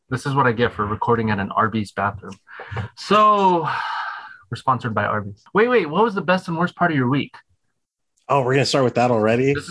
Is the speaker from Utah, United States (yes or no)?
no; Phoenix, Arizona, United States; I was born in Phoenix, Arizona.